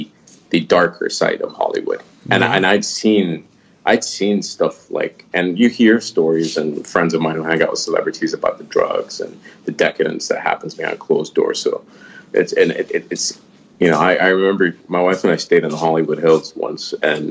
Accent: Qatar; we have probably the biggest American base, military base outside of the States in my hometown

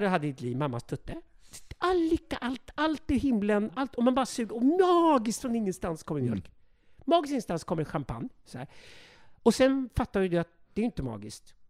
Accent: Sweden; vi godtrogna, naiva svenskar

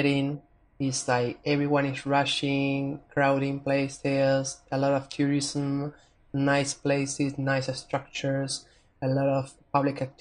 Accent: Buenos Aires, Argentina; I was raised and born in Buenos Aires

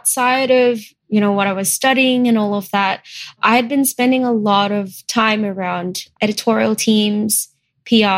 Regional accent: Melbourne, Victoria, Australia; moved away as an adult; now in Singapore; I actually moved to Australia, where I grew up in primary school, high school, uni in Melbourne

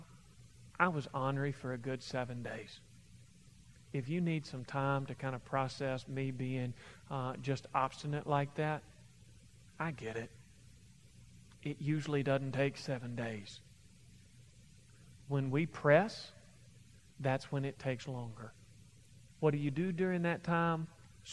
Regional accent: Kentucky, United States; I'm from Kentucky, we talk like

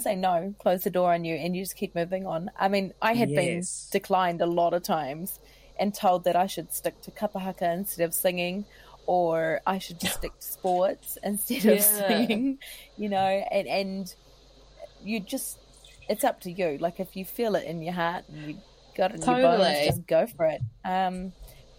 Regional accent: New Zealand; being polite as a Kiwi

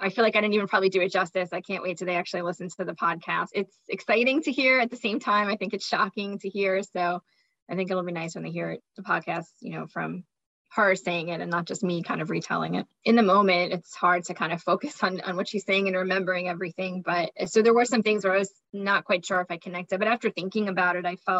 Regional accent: Massapequa, New York, United States; I'm from Massapequa, New York

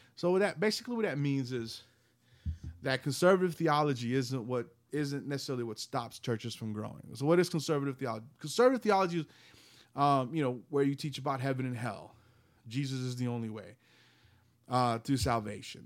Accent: the South, United States; I grew up in Southern Baptist churches, living, living here in the South

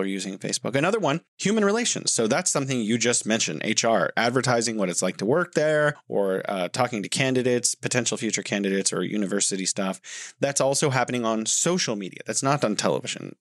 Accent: United States; I'm from the United States, specifically the United States

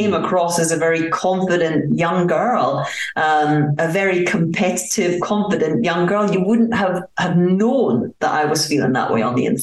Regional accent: Aberdeen, Scotland, United Kingdom; moved away as an adult; also born or lived in United States; now in France; I was brought up in Aberdeen, Scotland, in a council area

